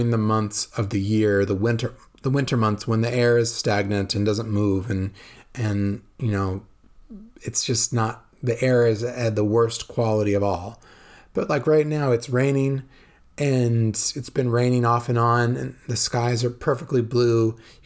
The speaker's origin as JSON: {"language": "English", "region": "California", "country": "United States", "tie": "born or raised there", "moved": "as an adult", "lives_now": "Veneto, Italy", "said": "I grew up in California"}